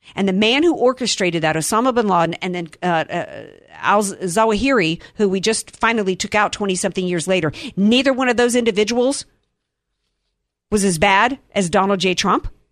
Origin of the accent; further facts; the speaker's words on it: New Orleans, Louisiana, United States; we come from New Orleans